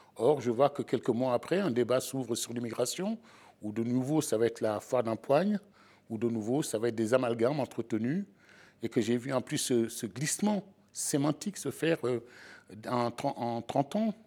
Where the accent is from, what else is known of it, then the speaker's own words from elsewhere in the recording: Sablé-sur-Sarthe, Pays de la Loire, France; j'ai grandi en province à Sablé